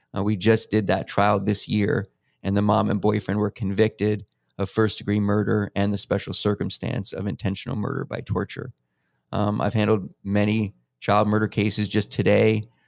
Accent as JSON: {"language": "English", "town": "Los Angeles", "region": "California", "country": "United States", "tie": "born or raised there", "also_born_or_lived": "New York City / Florida / San Fernando Valley / Santa Clarita Valley", "said": "I grew up, though, in Los Angeles."}